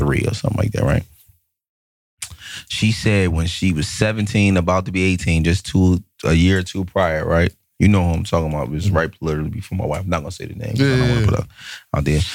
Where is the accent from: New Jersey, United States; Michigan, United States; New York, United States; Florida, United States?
New Jersey, United States; Irvington; I'm from Irvington